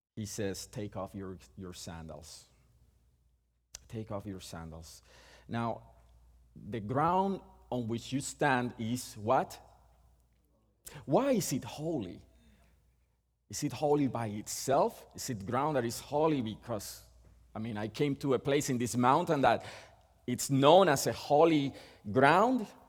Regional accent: Puerto Rico; first language Spanish; English is a second language; moved away; We are both from Puerto Rico. So our first language is Spanish, and we were born and raised there

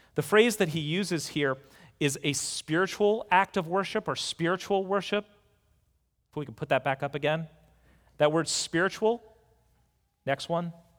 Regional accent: United States; as an American

